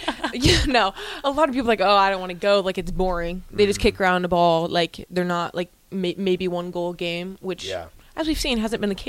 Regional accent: Gretna, Nebraska, United States; I'm from Gretna, Nebraska. It's really just down the road.

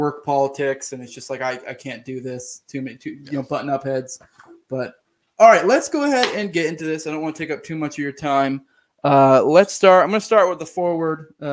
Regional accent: Maine, United States; moved away; I'm originally from Maine

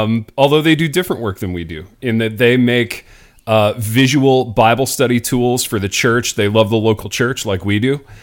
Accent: Indiana, United States; I grew up in Indiana.

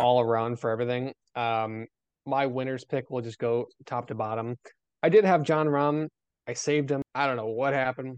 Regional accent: near Chicago, Illinois, United States; moved away; growing up near Chicago

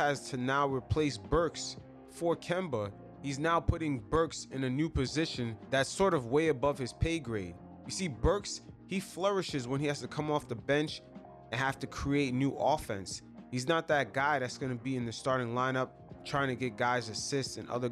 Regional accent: New York City, New York, United States; growing up in New York City

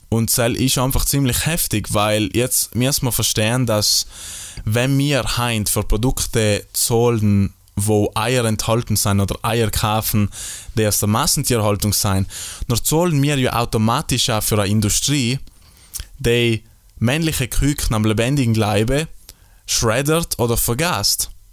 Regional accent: South Tyrol, Trentino-Alto Adige, Italy; bei uns in Südtirol

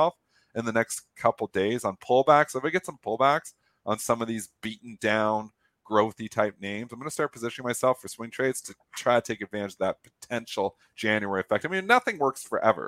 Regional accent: Canada; me as a Canadian

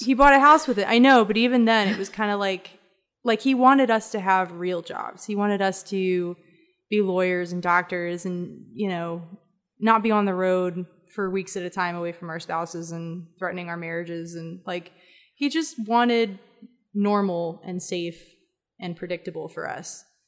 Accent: Atlanta, Georgia, United States; moved away as an adult; also born or lived in Mentone, Alabama / Ireland; now in Texas, United States; I grew up as much in Atlanta and Decatur a, as I did in Alabama

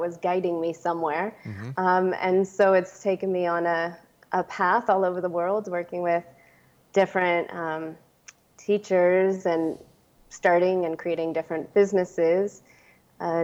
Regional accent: Silicon Valley, San Francisco Bay Area, California, United States; I am originally from the Silicon Valley. I was born and raised

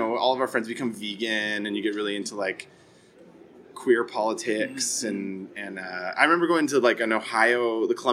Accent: Ottawa, Ontario, Canada; I grew up in Ottawa, and then when I was in high school, I was in Orleans, actually, a suburb of Ottawa.

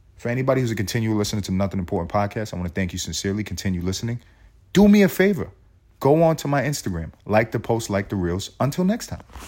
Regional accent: United States; I'm as American as they come.

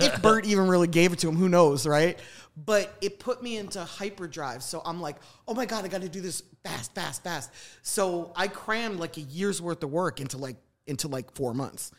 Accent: Philadelphia, Pennsylvania, United States; also born or lived in New York; now in Atlanta, United States; I grew up in the suburbs of Philadelphia.

